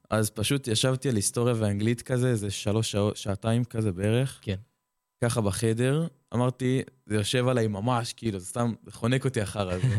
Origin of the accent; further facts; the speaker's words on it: Jerusalem, Jerusalem District, Israel; אני מירושלים